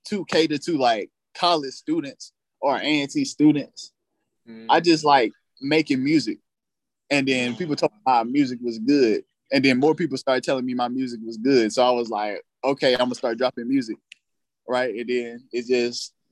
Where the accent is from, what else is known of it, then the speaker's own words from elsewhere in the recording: Fayetteville, North Carolina, United States; accent: deep southern cadence; I'm from Fayetteville, North Carolina, but my people deeply rooted in Georgia, Texas, and in the South